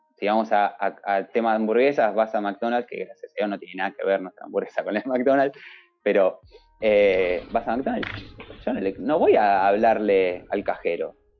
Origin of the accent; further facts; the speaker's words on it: Argentina; moved away as an adult; also born or lived in Spain; now in Japan; yo soy argentino